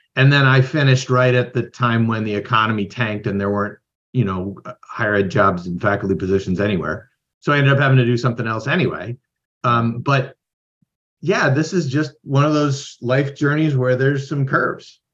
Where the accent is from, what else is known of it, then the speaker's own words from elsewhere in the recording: Midwest, United States; moved away as an adult; also born or lived in Idaho / Iowa; I grew up in the Midwest